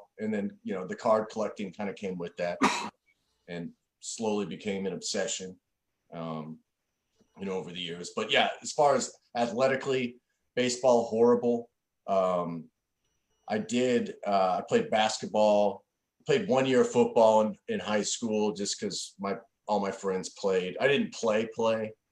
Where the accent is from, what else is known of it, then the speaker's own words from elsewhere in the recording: Kansas City, Missouri, United States; I grew up in and around the Kansas City area